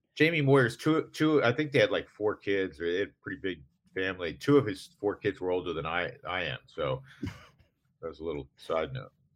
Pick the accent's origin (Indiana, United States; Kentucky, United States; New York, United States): New York, United States; now in Colorado, United States; being a New Yorker